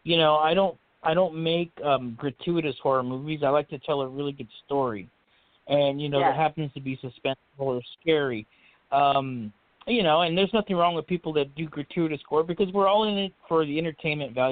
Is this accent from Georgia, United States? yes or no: no; Fresno, California, United States; also born or lived in Madera, California; I was born in Madera, California. That's a very small town. Raised here in the valley, in the Fresno, California area, known as the Central Valley. I never really left here